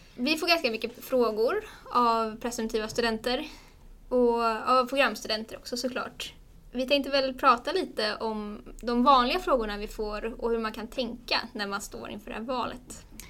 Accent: Stockholm, Stockholm County, Sweden; moved away as an adult; also born or lived in Umeå; jag är från Stockholm men ville flytta därifrån

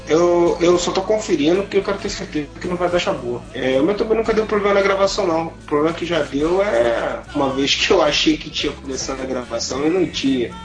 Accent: Rio de Janeiro, Brazil; eu sou carioca

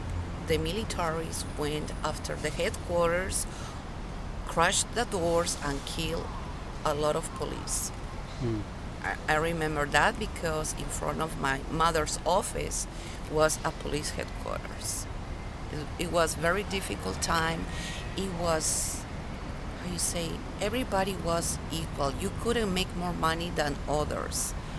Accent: Lima, Peru; In Lima, Peru.

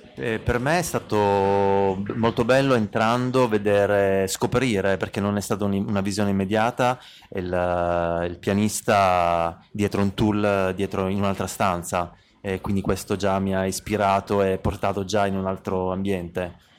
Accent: Bologna, Emilia-Romagna, Italy; Noi veniamo da Bologna

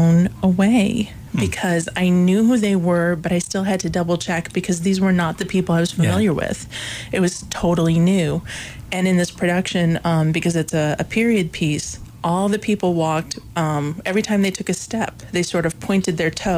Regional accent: Erie, Illinois, United States; moved away as an adult; now in Williamsburg, United States; I grew up in a very small town called Erie, Illinois

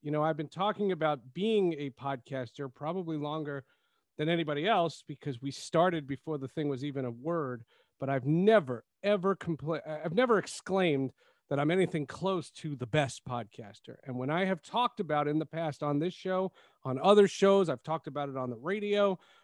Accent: New Jersey, United States; I'm from Jersey

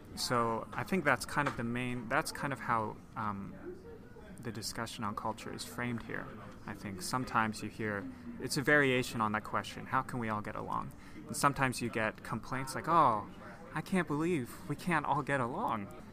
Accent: Hong Kong; moved away as an adult; also born or lived in New York / Chicago; I grew up in Hong Kong. Uh, oh, I should say I was born in New York. I lived there for two years, and then I moved to Hong Kong when I was yeah when I was two years old

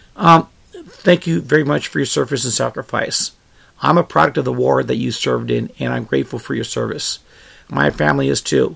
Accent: United States; I was born here in the United States

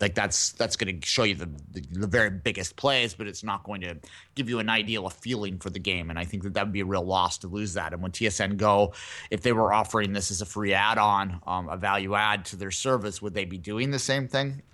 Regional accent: Canada; I as a Canadian

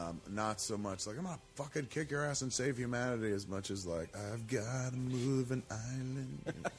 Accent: Kansas, United States; Yeah, I was raised on Kansas

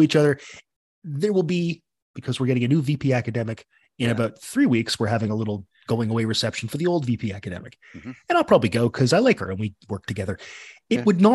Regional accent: Ontario, Canada; moved away as an adult; also born or lived in Newfoundland; now in Northern Ontario, Canada; I'm actually from Central Canada

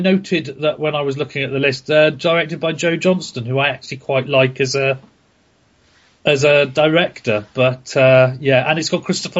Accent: Ireland; I'm Irish. That means I only have the …, and I listen to all of it all the time.

